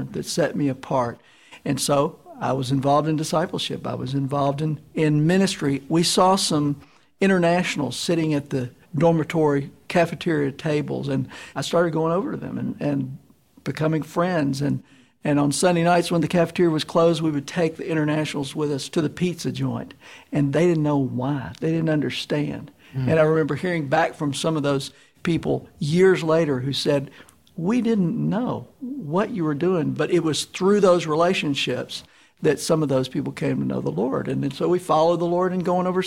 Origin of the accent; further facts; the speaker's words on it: Memphis, Tennessee, United States; I grew up here in Memphis